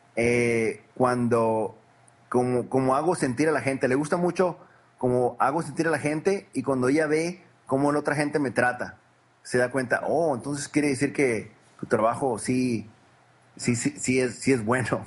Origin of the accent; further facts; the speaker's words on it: Culiacán, Sinaloa, Mexico; now in United States; yo nací en Culicán, Sinaloa. Es el noroeste de México